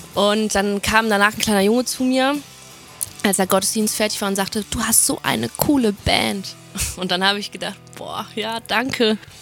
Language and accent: German; Oberhausen, North Rhine-Westphalia, Germany; bin in Oberhausen aufgewachsen, im Herzen des Ruhrgebiets.